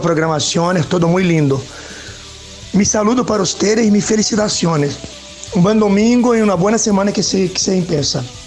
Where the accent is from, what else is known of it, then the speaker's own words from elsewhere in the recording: Rio de Janeiro, Brazil; Spanish is a second language; Yo soy brasileño, vivo aquí en Río